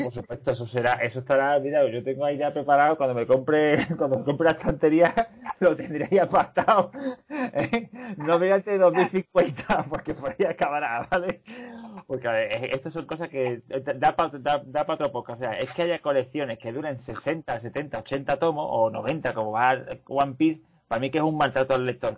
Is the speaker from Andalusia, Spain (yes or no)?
yes; Seville, Andalusia, Spain; como sevillano